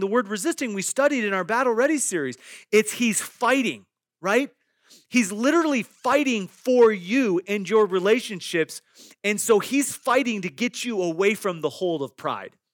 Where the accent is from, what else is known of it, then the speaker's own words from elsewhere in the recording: Iowa, United States; I grew up in Iowa, and in the, in our backyard, there were several apple trees.